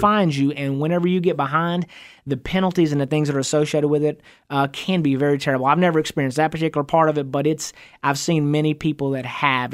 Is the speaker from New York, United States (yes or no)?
no; Van, Texas, United States; I grew up out in East Texas, and I went to, uh, went to high school in a little town called